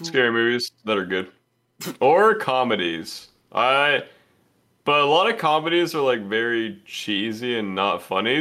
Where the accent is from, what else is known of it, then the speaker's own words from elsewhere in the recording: Georgia, United States; I'm from Georgia, so they didn't teach us anything.